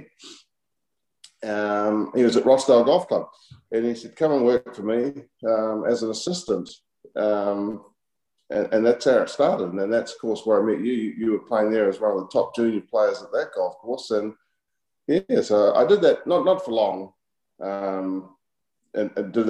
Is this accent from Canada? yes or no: no; New Zealand; I was absolutely the same as every other New Zealand kid growing up